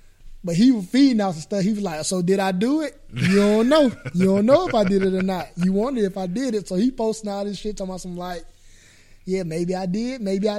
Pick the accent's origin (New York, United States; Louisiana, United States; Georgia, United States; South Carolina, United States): Georgia, United States; moved away as an adult; I'm from Georgia.